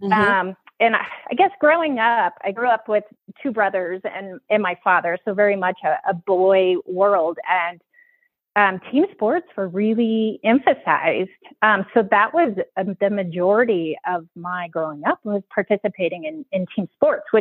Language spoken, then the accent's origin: English; Iowa, United States; moved away as an adult; also born or lived in Minnesota / Arizona; now in Park City, United States; I grew up in Iowa, did undergrad there